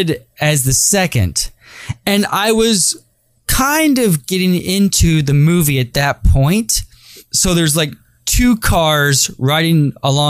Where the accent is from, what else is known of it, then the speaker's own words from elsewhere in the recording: Texas, United States; I'm from Texas